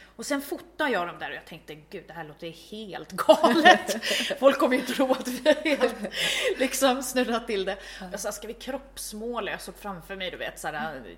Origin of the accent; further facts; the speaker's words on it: Vaxholm, Stockholm County, Sweden; moved away as an adult; also born or lived in Ljungdalen, Härjedalen, Jämtland; jag är uppväxt i Vaxholm då, en skärgårdsstad, så att jag är uppväxt i en liten stad